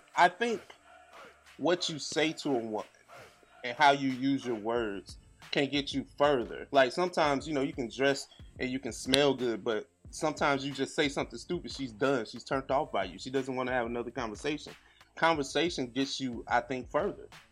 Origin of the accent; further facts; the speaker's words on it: St. Louis, Missouri, United States; We hail from Saint Louis, Missouri, um, so we're in the middle of the map.